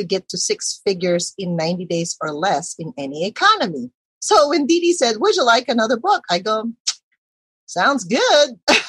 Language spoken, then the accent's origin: English; Philippines; obviously I'm Filipina and we did not come from a family of entrepreneurs.